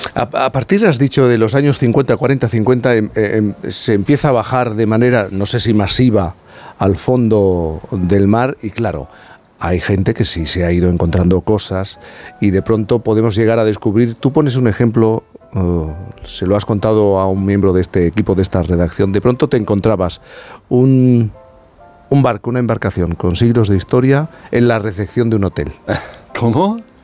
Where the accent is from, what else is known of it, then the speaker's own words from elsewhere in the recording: Cádiz, Andalusia, Spain; yo soy gaditano